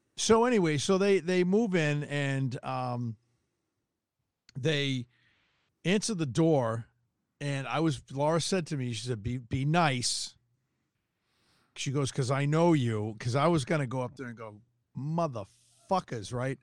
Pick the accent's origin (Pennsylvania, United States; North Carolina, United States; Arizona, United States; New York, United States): Arizona, United States; Tucson; I'm from Tucson